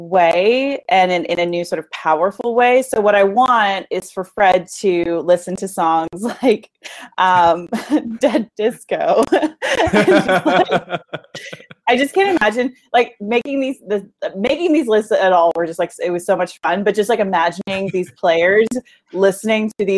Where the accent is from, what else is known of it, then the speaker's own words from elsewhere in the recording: Kitchener, Ontario, Canada; now in Toronto, Canada; I grew up in Kitchener